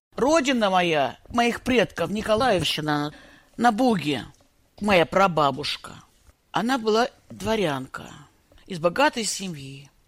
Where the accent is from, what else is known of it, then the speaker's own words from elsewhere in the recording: North Caucasus, Russia; moved away as an adult; also born or lived in Nalchik; now in United States; я родилась на Кавказе